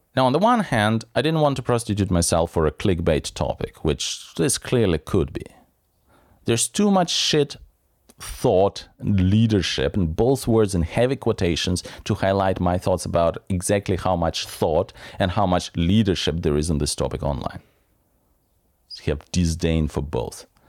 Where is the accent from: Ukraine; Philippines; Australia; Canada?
Ukraine; southern Ukraine by the Black Sea; moved away; I was born in the Soviet Union, in the South by the Black Sea, on the territory of what is still technically Ukraine